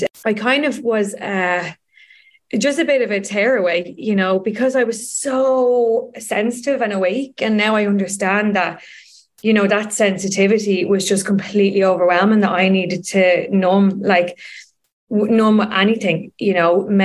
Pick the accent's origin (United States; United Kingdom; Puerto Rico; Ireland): Ireland; Dublin, Leinster; I grew up in Donnymead